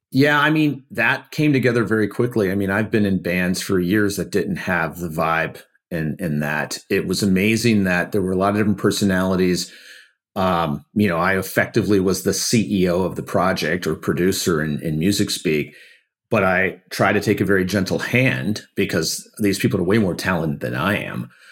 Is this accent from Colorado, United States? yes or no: no; Detroit, Michigan, United States; I grew up in Detroit where it's a very unionized town